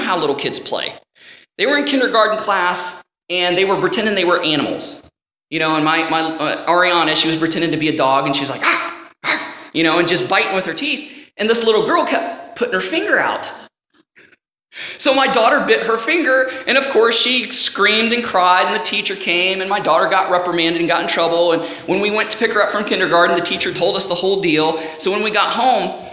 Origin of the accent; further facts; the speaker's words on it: Ohio, United States; growing up in the house that I was at, growing up in Ohio